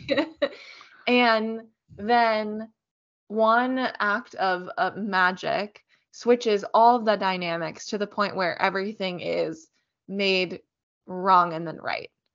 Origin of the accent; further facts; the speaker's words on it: Richmond, Virginia, United States; We actually have a great Shakespeare company where we grew up in Richmond